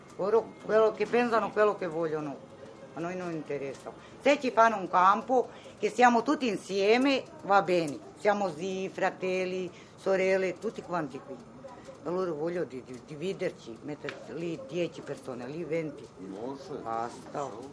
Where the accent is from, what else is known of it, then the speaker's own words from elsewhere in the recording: Rome, Lazio, Italy; also born or lived in Yugoslavia; io sono cresciuta qui in Italia